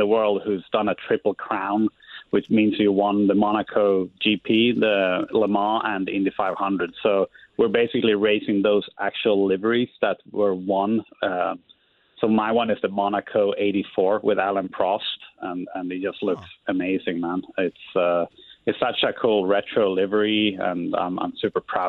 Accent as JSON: {"language": "English", "country": "Sweden", "tie": "born or raised there", "moved": "yes", "lives_now": "Indianapolis, United States", "said": "there's a lot of lakes where I grew up in Sweden."}